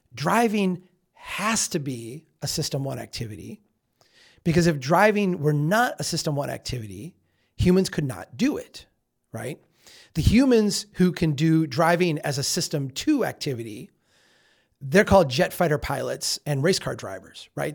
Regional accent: Minnesota, United States; I'm from Minnesota.

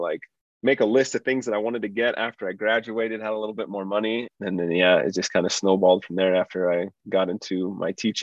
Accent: Idaho, United States; now in Utah, United States; I grew up in Idaho, like not super rural. The city I grew up in had like 50,000 people.

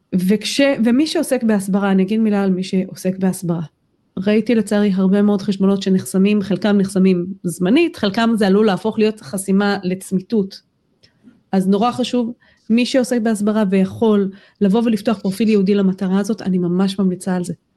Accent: Israel

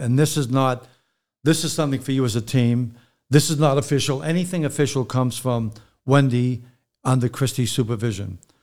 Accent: Boston, Massachusetts, United States; also born or lived in New Jersey / California; now in Connecticut, United States; I'm from Boston originally, but I lived in New Jersey for twenty years, then California for twenty years. Now I live in Connecticut

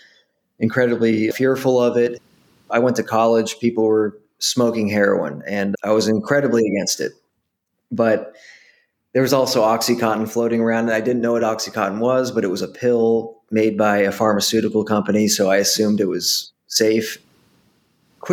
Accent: Boston, Massachusetts, United States; I grew up in Boston, Massachusetts

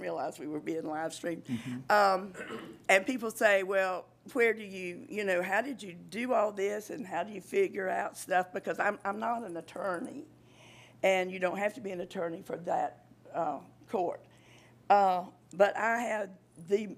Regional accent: Walthourville, Georgia, United States; Commissioner Lovett and I grew up together down in Waldotville

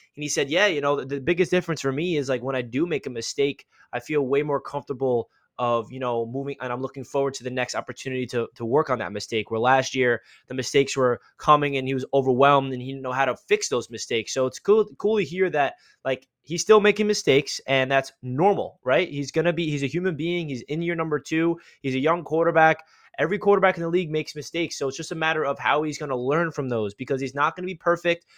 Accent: East Meadow, New York, United States; I'm from East Meadow, so those high school rivalries were, uh, legit.

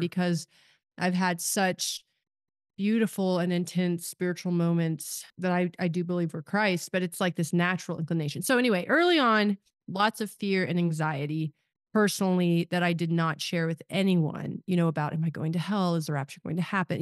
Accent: Kansas, United States; I live in Kansas now, I grew up in Kansas

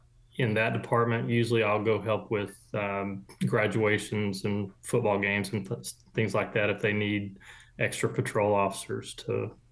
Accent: Corsicana, Texas, United States; I grew up here in Texas. I was born down in Texas City, so down on the coast, Galveston area. And then my family moved to the Corsicana area in 1970.

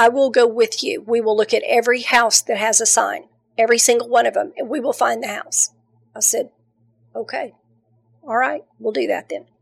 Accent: the South, United States; I'm from the South. We got good food down here.

